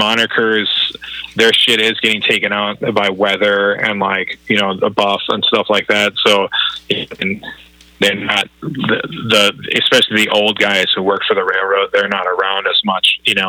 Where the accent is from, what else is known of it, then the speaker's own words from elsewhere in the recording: Minnesota, United States; I'm from Minnesota.